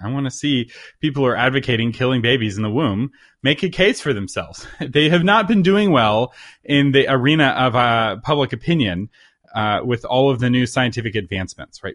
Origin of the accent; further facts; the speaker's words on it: Texas, United States; as a Texan